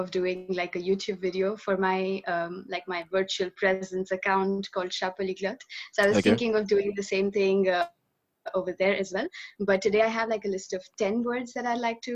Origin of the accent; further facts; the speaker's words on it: India; I'm Indian, and I've been teaching French for 12 years now